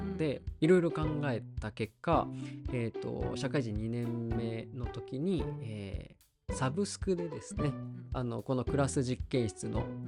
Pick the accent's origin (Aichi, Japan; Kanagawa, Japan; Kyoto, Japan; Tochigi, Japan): Aichi, Japan; moved away as an adult; そもそも地元が愛知なんですけど